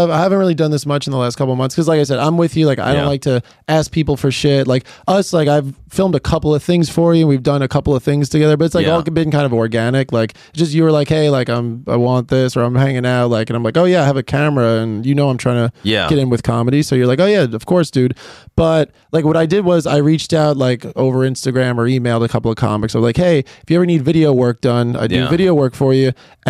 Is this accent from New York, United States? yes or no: yes; New York City, New York, United States; I'm from Queens.